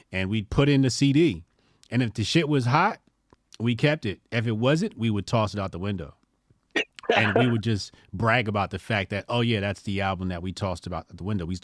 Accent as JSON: {"language": "English", "region": "California", "country": "United States", "said": "I'm from California"}